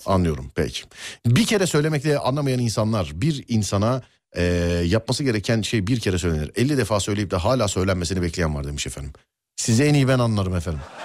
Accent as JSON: {"language": "Turkish", "region": "Istanbul", "country": "Turkey", "said": "bir İstanbullu olarak"}